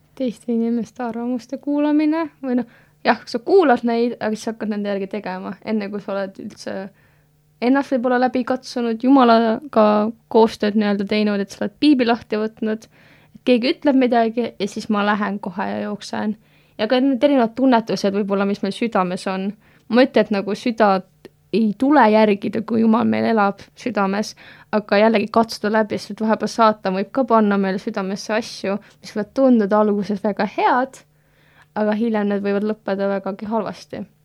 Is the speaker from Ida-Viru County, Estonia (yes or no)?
no; Tallinn, Harju County, Estonia; moved away as an adult; now in Tartu, Estonia; ma samamoodi Tallinnas kasvasin üles